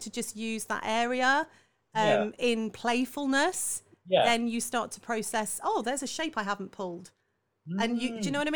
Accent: Salisbury, South West England, United Kingdom; down south where I grew up in Salisbury

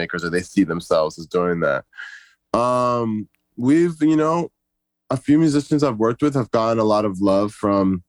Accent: California, United States; also born or lived in Egypt; I grew up an Arab in California

